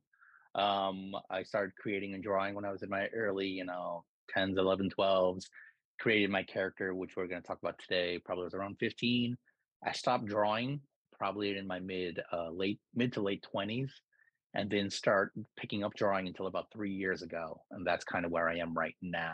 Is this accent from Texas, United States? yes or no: no; New York, United States; also born or lived in Philippines; I grew up in New York.